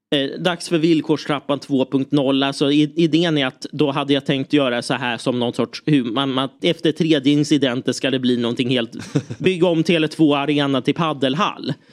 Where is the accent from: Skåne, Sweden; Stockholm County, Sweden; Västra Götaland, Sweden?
Stockholm County, Sweden; Lidingö; jag växte upp på Lidingö, där var det mycket Djurgården.